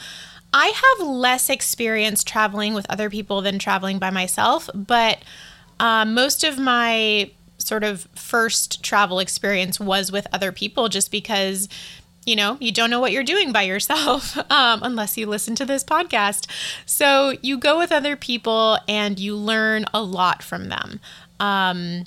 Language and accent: English; East Coast of the US, United States; moved away as an adult; also born or lived in Colorado, United States; now in Taipei, Taiwan; what I grew up with on the East Coast of the US and then in Colorado